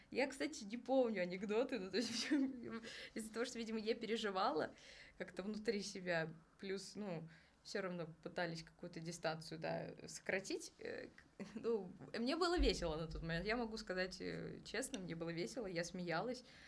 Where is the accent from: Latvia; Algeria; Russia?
Russia; Kazan, Tatarstan; now in Moscow, Russia; я сама из Казани